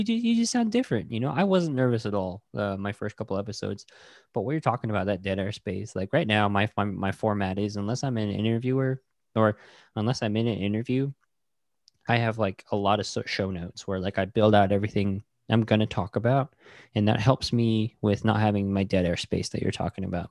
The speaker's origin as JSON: {"language": "English", "town": "Tuba City", "region": "Arizona", "country": "United States", "tie": "born or raised there", "also_born_or_lived": "New Hampshire", "said": "I was born and raised there in Tuba City, graduated from Tuba City High School"}